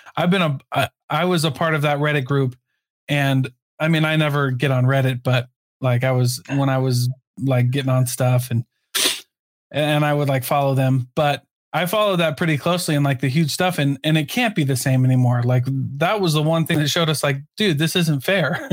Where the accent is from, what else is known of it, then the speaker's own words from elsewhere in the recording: Iowa, United States; now in Utah, United States; I'm from Iowa